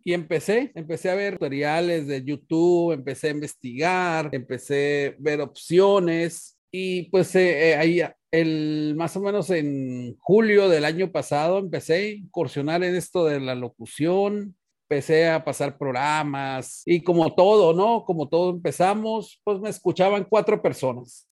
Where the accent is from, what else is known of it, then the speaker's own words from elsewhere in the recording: Sonora, Mexico; yo soy nativo de Sonora. Toda mi familia somos de Sonora